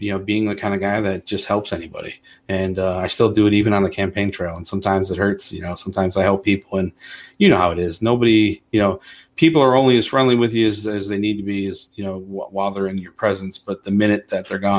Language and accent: English; Toledo, Ohio, United States; I'm born and raised in Toledo, the Polish neighborhood where she claims to be from